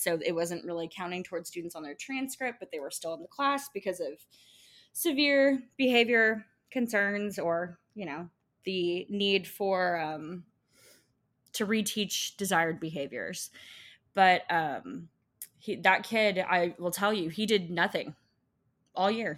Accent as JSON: {"language": "English", "region": "Texas", "country": "United States", "said": "I'm from Texas"}